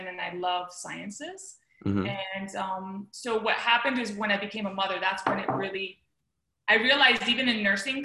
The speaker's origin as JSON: {"language": "English", "region": "the Florida Keys", "country": "United States", "tie": "born or raised there", "also_born_or_lived": "Miami, Florida", "said": "I was born in Miami, but I grew up in the Keys"}